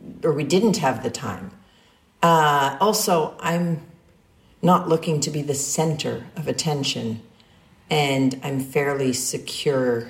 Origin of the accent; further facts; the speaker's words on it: New York City, New York, United States; I grew up in New York City